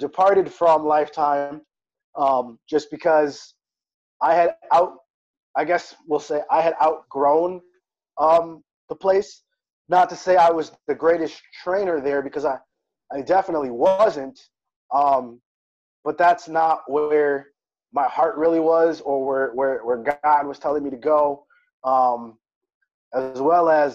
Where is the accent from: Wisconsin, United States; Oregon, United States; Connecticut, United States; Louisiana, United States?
Wisconsin, United States; moved away as an adult; also born or lived in South Florida; moving back to the Midwest, because I'm originally from Wisconsin